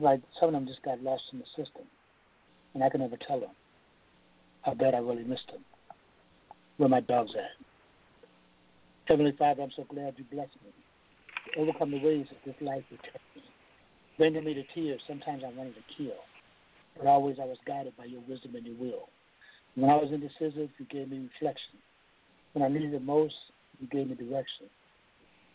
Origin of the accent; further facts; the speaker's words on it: Toledo, Ohio, United States; growing up in Toledo